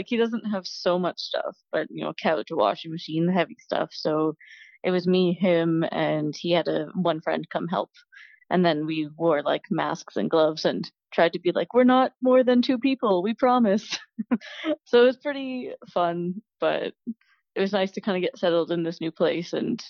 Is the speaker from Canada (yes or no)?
yes; Ontario, Canada; Just outside Toronto.